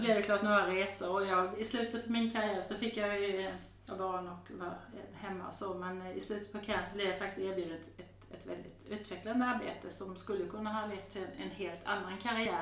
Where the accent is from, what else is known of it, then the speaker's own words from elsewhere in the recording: Denmark; also born or lived in Häradsbäck, Sweden; now in Sweden; jag är född och uppvuxen i Danmark